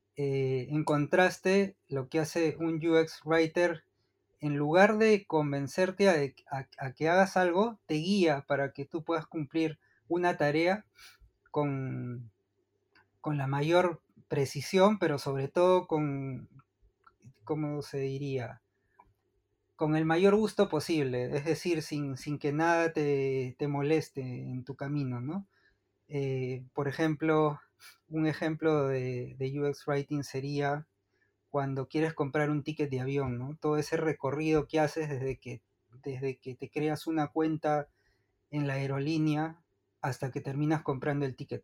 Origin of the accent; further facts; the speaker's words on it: Lima, Peru; moved away as an adult; also born or lived in Buenos Aires, Argentina; now in Malmö, Sweden; yo nací en, Lima, en la capital de Perú, y estuve ahí. Eh, bueno, ahí estudié todo el colegio